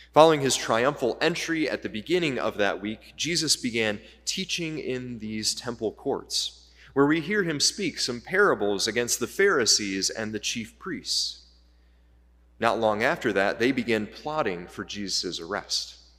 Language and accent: English; United States; now in Canada; I'm an American, I'm here in Canada